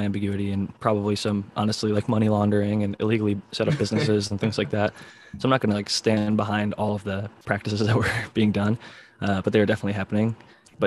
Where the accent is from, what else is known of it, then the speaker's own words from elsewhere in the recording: Ohio, United States; I'm from Ohio, and all my buddies in college just called me …